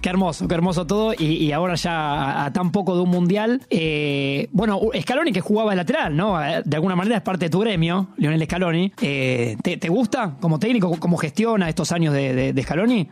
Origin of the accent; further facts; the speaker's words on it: Argentina; lo orgulloso que somos los argentinos